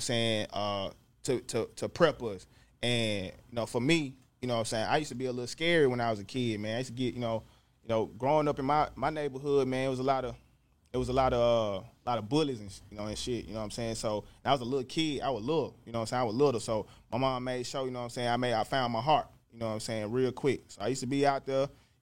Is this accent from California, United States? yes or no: no; Jackson, Mississippi, United States; I'm from the north side of Jackson, Mississippi, Presidential Hills to be exact.